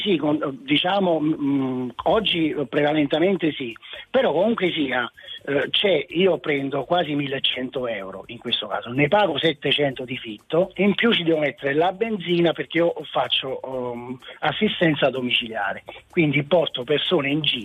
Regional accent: Naples, Campania, Italy; moved away as an adult; now in Rome, Italy; sono di Napoli, però mi sono trasferita a Roma da vent'anni

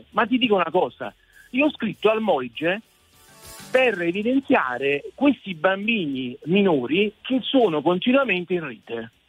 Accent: Naples, Campania, Italy; Guarda che a casa mia, io sono napoletano, napoletano della, della zona alta

